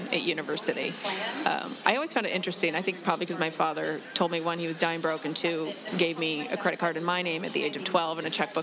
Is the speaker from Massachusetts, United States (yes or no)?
no; Alaska, United States; now in Los Angeles, United States; I'm a Los Angelite, born again, I guess, because I grew up in Alaska.